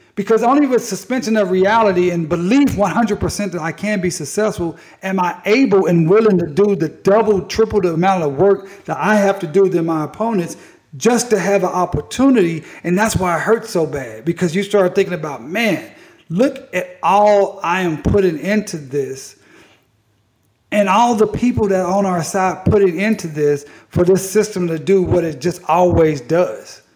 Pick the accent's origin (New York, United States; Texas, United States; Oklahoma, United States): Oklahoma, United States; Tulsa; I'm from Tulsa.